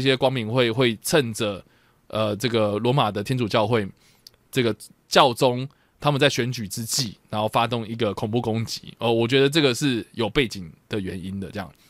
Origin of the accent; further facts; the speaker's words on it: Taiwan; 我们要鼓励的是我们台湾人爱用的七